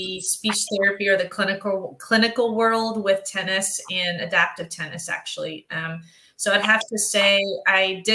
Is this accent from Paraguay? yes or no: no; Memphis, Tennessee, United States; I was raised in Memphis, Tennessee